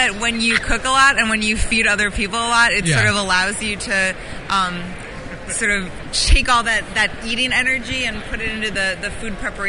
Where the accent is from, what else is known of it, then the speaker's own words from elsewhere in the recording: Chicago, Illinois, United States; I'm from Chicago.